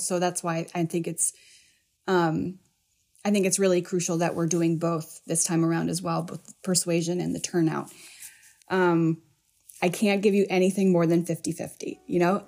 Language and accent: English; Midwest, United States; I grew up in the Midwest